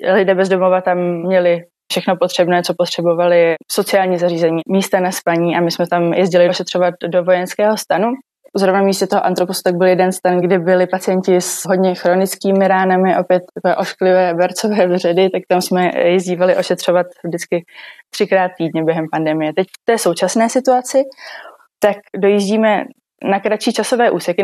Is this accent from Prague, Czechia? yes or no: no; Brno, South Moravian Region, Czechia; Jsem z Brna a v Brně i studuji